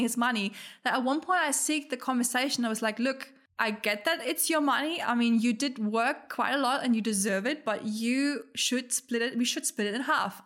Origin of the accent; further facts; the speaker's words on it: Germany; moved away; also born or lived in Australia; where I'm from, like, we're from Germany